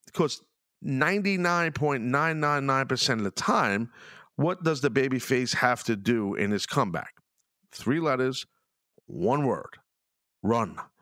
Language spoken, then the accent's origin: English; New York City, New York, United States; accent: New York, Brooklyn; my accent and very New York and, you know, New York City-esque, Brooklyn